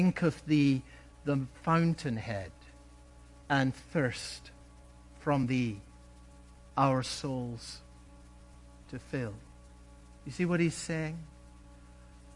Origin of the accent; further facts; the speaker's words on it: Scotland, United Kingdom; When I was a boy growing up in Scotland